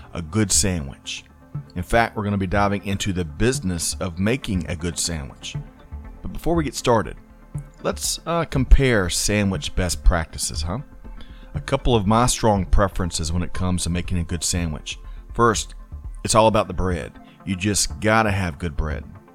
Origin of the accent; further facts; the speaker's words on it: Aiken, South Carolina, United States; growing up in Aiken, South Carolina